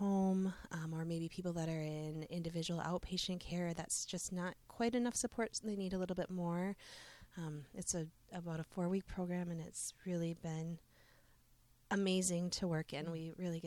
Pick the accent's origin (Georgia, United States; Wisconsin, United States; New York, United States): Wisconsin, United States; Seymour; I grew up in this area. I'm a homegrown person. I grew up in Seymour